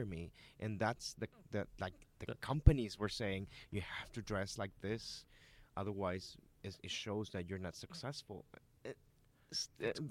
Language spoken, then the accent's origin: English; United States; also born or lived in Mexico; now in Miami, United States; I am American as well. I'm Mexican American.